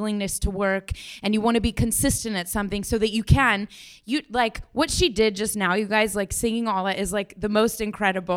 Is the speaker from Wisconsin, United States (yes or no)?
no; Denver, Colorado, United States; now in New York, United States; I'm from Denver, Colorado